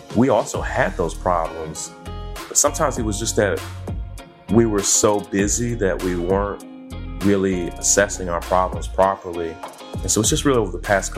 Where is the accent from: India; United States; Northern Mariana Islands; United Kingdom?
United States; Kentucky; moved away as an adult; also born or lived in Atlanta / California / New York; we grew up in Kentucky